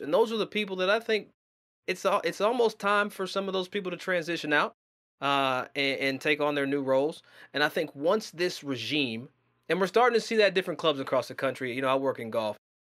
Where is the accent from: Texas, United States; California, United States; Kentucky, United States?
Kentucky, United States; Versailles; as a black man from Versailles, Kentucky, not Versailles people, I'm from Versailles, Kentucky